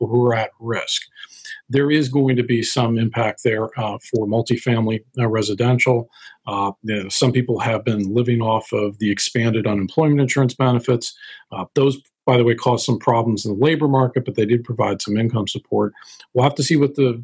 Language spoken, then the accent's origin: English; Dayton, Ohio, United States; I grew up in Dayton, Ohio